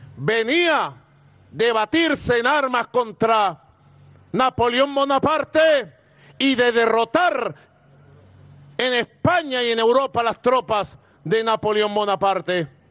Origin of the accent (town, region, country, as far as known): Venezuela